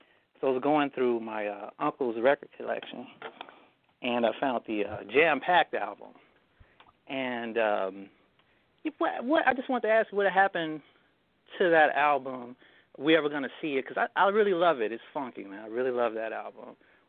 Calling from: Chicago, Illinois, United States; I'm calling from Chicago.

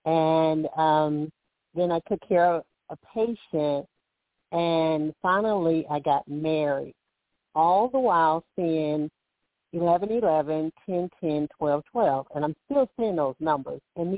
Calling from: Alabama, United States; I'm calling from Alabama

